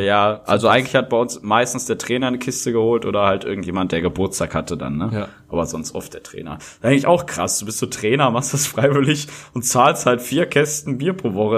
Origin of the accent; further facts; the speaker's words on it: Rheda-Wiedenbrück, North Rhine-Westphalia, Germany; moved away; in meiner Heimatstadt, wo ich herkomme, aus Redenbrück